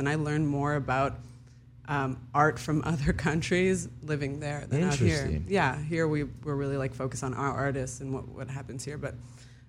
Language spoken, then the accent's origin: English; Los Angeles, California, United States; first language Hebrew; English is a second language; also born or lived in Tel Aviv, Israel; I grew up in L.A.